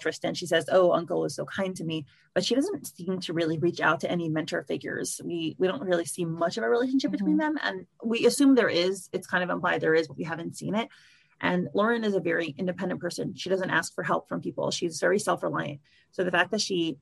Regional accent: United States; as an American

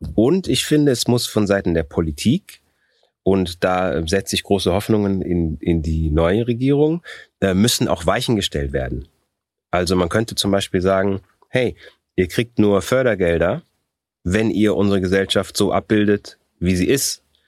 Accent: Germany; also born or lived in Austria; ich bin in Österreich geboren worden, ich bin mit sechs Jahren nach Deutschland gekommen, ich habe hier Abitur gemacht, ich habe einen, einen deutschen Pass

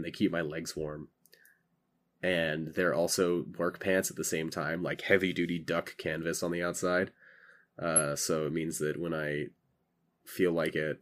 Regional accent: California, United States; moved away as an adult; I'm from California.

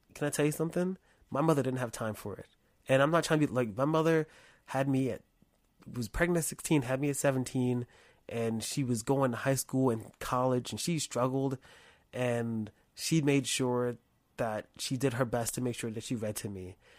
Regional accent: United States; I'm an American, I'm an American Negro.

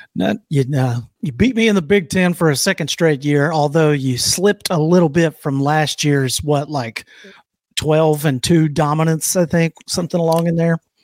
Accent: Alabama, United States; I'm from Alabama. We're not used to this shit.

